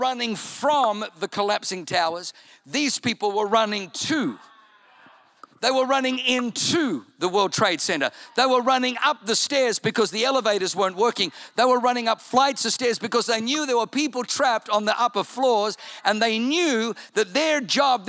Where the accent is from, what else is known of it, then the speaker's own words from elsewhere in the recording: Germany; now in United States; I was born in Germany